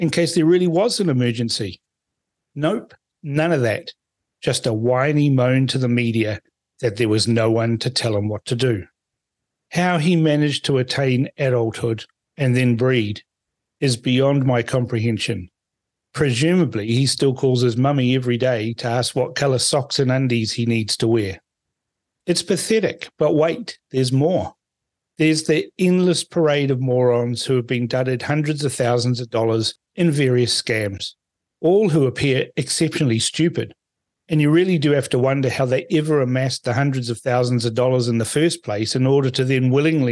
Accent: New Zealand; also born or lived in Fiji; I was born in Fiji, but have lived most of my life in New Zealand

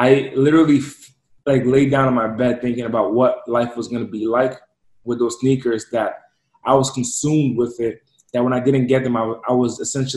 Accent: East Coast, United States; moved away; So I'm originally from the East Coast, and I'm from an impoverished area

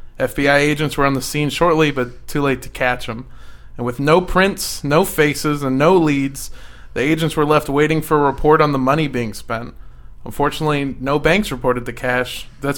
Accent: Iowa, United States; I'm from Iowa, right? So people move here to, like, get away from the crime, but, like, we actually have a lot of crime.

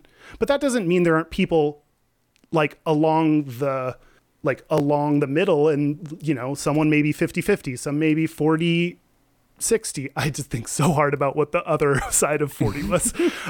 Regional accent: Texas, United States; I grew up in Texas.

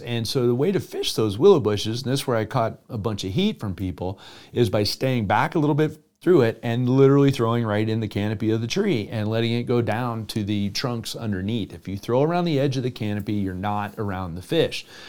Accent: South Florida, United States; moved away; growing up in South Florida

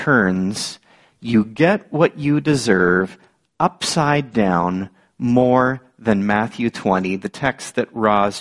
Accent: Niagara Falls, Ontario, Canada; growing up in the Niagara region, one of my seasonal jobs was on a farm. My uncle and my cousins were ready to risk it on this teenage city boy from Niagara Falls

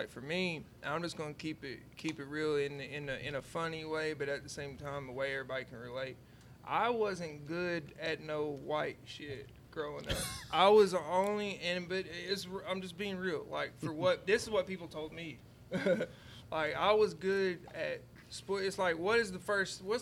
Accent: Tennessee, United States; well, it's probably, I mean, one of the most like detrimental and most like impact on my music because East Tennessee is a well now it's more

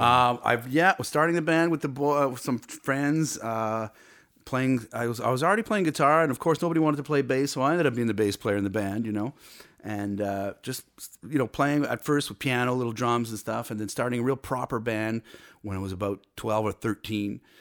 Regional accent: Cornwall, Ontario, Canada; I was born and raised in Cornwall, Ontario

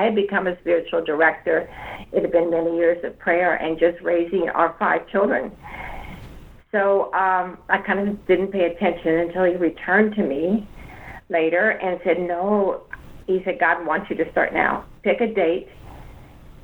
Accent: Midwest, United States; moved away as an adult; also born or lived in Washington; now in New Orleans, United States; I grew up in the Midwest

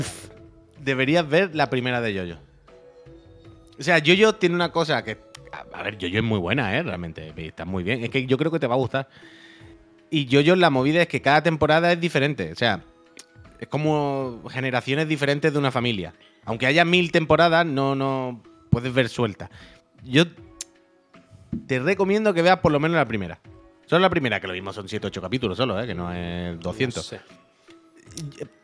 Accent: La Línea de la Concepción, Andalusia, Spain; now in Barcelona, Spain; yo soy de Cádiz, de la línea, pero estamos en Barcelona

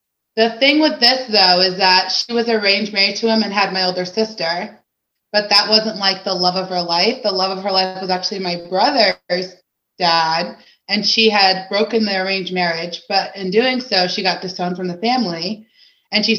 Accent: Fairfax County, Virginia, United States; I was actually born in Virginia, Fairfax County

